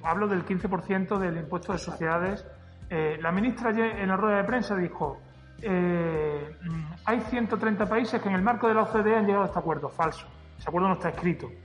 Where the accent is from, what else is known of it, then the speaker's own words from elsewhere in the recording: Extremadura, Spain; yo como extremeño